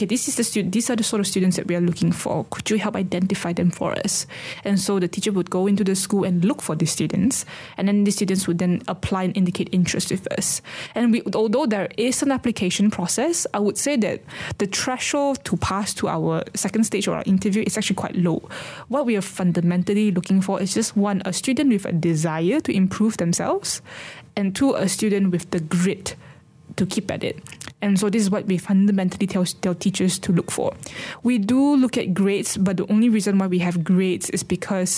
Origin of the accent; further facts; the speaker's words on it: Sarawak, Malaysia; as a person growing up in Sarawak.